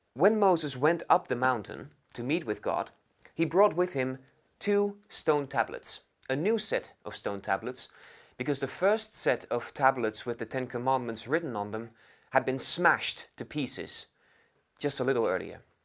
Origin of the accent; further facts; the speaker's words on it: Netherlands; moved away as an adult; now in London, United Kingdom; I'm from the Netherlands, and I'm studying at London School of Theology